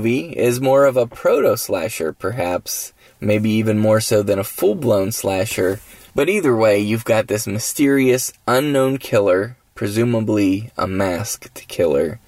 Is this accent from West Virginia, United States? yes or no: yes; West Virginia, United States; I'm in my home state of West Virginia